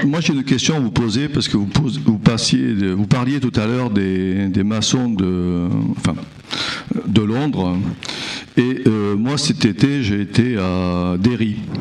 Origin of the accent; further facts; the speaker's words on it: Bordeaux, Nouvelle-Aquitaine, France; je suis bordelais, je parle pas très bien anglais